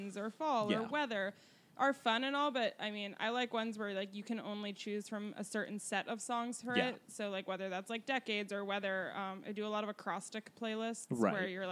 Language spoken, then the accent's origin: English; Denver, Colorado, United States; I grew up in Denver where country music is everywhere